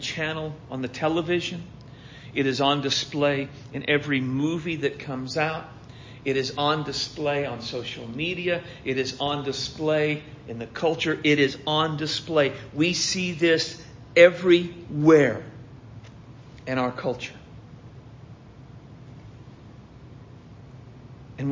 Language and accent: English; United States; We, as conservative, evangelical, American Christians